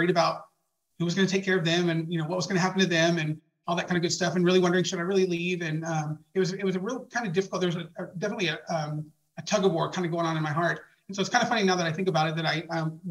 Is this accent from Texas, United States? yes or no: yes; Dallas, Texas, United States; I was born and raised in Dallas, Texas. And I lived there my entire life